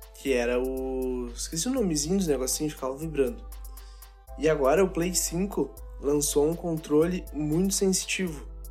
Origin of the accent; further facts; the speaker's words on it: Santo Antônio da Patrulha, Rio Grande do Sul, Brazil; Eu jogava num timezinho lá na minha cidade, de Santo Antônio da Patrulha